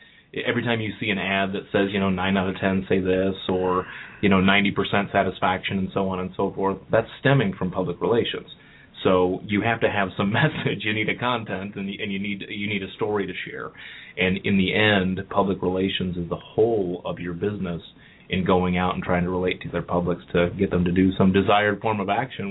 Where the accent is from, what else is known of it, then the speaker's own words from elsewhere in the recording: Cleveland, Ohio, United States; moved away as an adult; also born or lived in New York; now in Cincinnati, United States; I'm originally from Cleveland